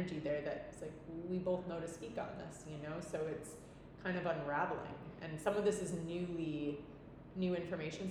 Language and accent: English; Milwaukee, Wisconsin, United States; moved away as an adult; now in Nosara, Costa Rica; I'm like, Milwaukee. And I haven't lived there since I was 18.